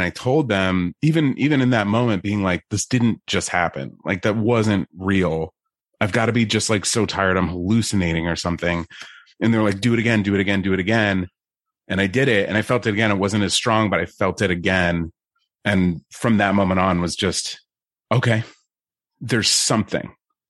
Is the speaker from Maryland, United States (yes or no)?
no; New York, United States; I'm from New York.